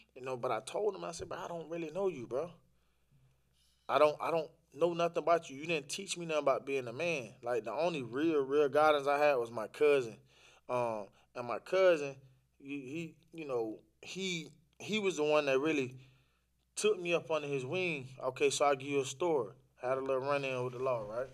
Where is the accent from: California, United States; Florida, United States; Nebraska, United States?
Florida, United States; Orlando; also born or lived in the islands; I'm from Orlando. Uh, raised up in Orlando, Florida. Um, originally from the islands